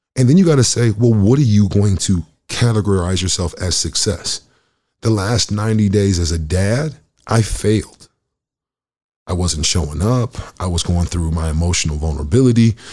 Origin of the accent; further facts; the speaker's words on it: Michigan, United States; moved away as an adult; also born or lived in Oklahoma; now in Winnipeg, Canada; I'm from Michigan